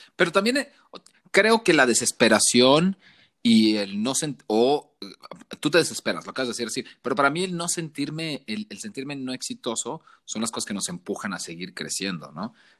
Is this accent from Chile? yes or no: no; Tabasco, Mexico; moved away as an adult; now in Mexico City, Mexico; yo soy de Tabasco